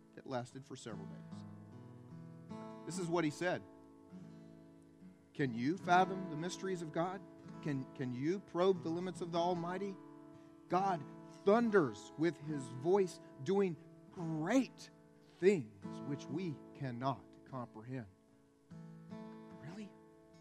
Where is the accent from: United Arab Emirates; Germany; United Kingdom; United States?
United States; the Bible Belt; I was raised here in the Bible Belt